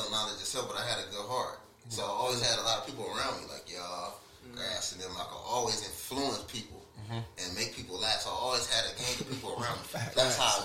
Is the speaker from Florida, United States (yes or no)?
no; Rialto, California, United States; I never was taught that I was from Rialto.